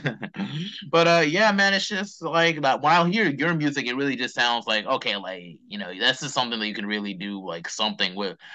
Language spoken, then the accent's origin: English; Charlotte, North Carolina, United States; growing up in Charlotte, because it's like, you know, I, I grew up on East Side.